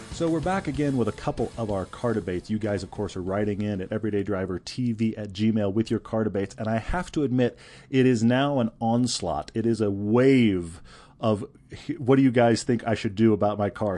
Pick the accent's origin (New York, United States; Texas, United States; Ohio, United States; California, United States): Texas, United States; Houston; moved away; I grew up in Houston.